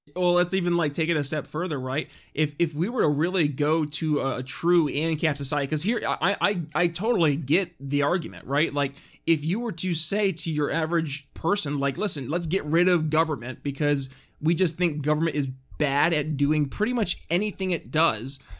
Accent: New York, United States; my home state up in, in New York

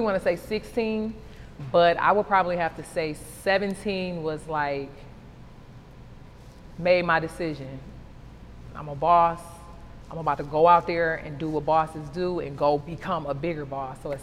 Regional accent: Detroit, Michigan, United States; now in Atlanta, United States; Growing up in Detroit

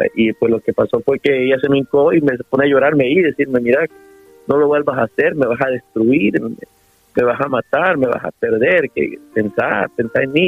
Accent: El Salvador; somos salvadoreños, ¿eh? nuestra cultura es importante

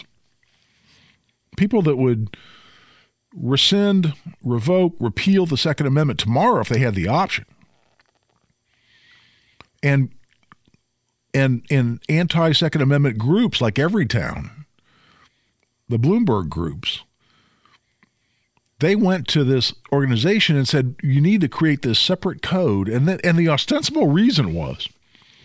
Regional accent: Carmel, Indiana, United States; now in Zionsville, United States; I grew up in Carmel.

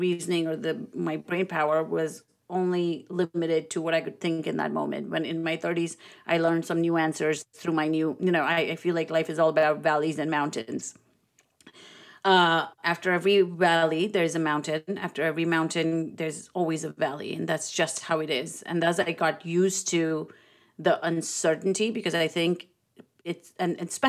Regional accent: India; I'm Indian. I mean, it has ancient roots.

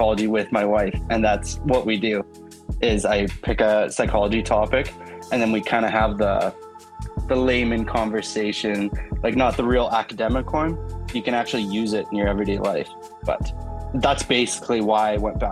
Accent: Canada; I'm from Canada

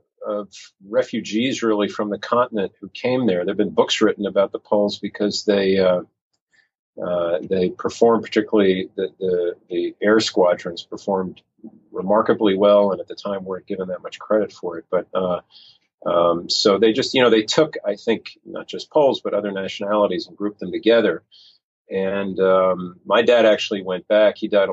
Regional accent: New York City, New York, United States; I'm from Lower Manhattan in New York, East 23rd, if you want to get specific.

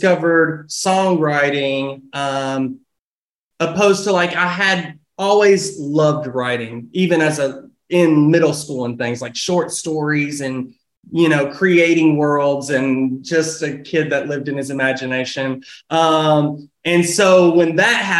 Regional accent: Russellville, Kentucky, United States; moved away as an adult; now in Nashville, United States; Born and raised in Russellville, Kentucky, which is just like an hour and 20 minutes north

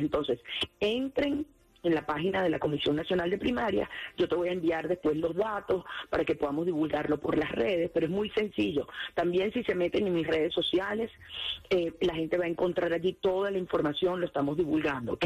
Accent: Venezuela; como venezolana

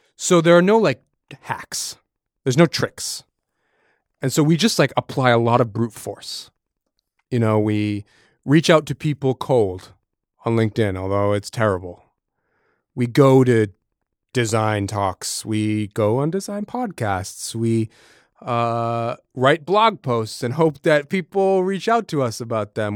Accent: Massachusetts, United States; I'm from New England, from from Massachusetts

